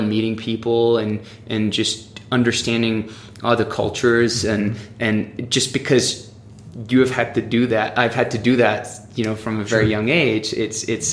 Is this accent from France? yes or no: yes; France; moved away as an adult; also born or lived in Oxford, England / Durango, Colorado; now in United States; I grew up in France. My parents moved to France when I was 6 years old